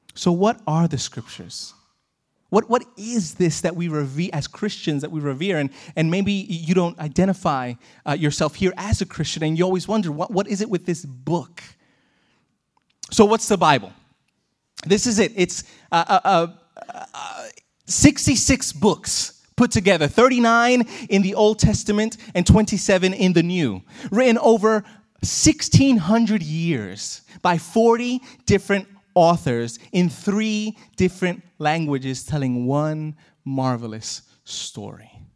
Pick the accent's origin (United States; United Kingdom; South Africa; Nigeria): United States; growing up in America